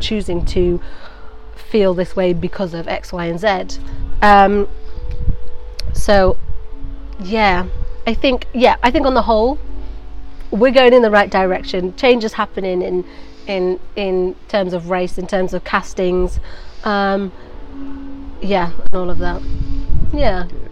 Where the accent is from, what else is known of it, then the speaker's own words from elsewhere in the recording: Nantwich, North West England, United Kingdom; moved away as an adult; now in London, United Kingdom; I grew up in Nantwich for yeah. 19 years before moving to London